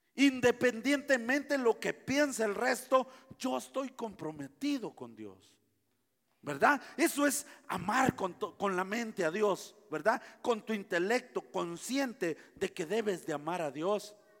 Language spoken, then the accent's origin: Spanish; Guatemala; yo soy guatemalteco